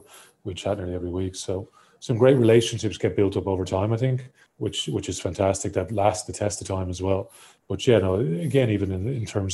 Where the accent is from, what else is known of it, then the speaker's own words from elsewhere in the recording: Ireland; growing up in Ireland